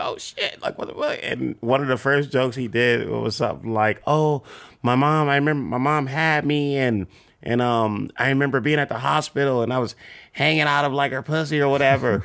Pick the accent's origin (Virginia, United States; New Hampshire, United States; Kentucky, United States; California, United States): California, United States; Compton; born or raised there